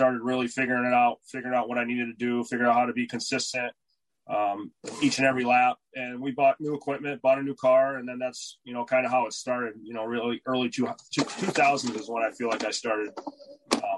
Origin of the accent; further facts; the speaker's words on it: Stafford, Connecticut, United States; growing up in Stafford, I grew up 7 miles from the Speedway